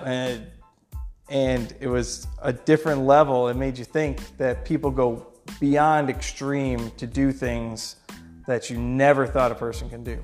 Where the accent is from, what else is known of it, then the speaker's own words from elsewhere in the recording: Rochester, New York, United States; I'm from Rochester